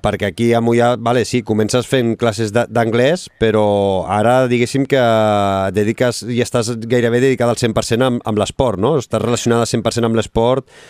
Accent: Barcelona, Catalonia, Spain; he nascut aquí a, a Barcelona

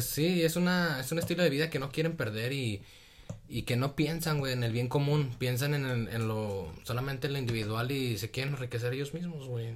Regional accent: Torreón, Coahuila, Mexico; Y yo soy de Torreón también

